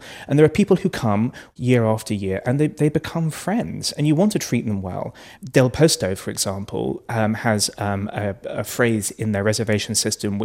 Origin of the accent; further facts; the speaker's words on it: United Kingdom; I'm British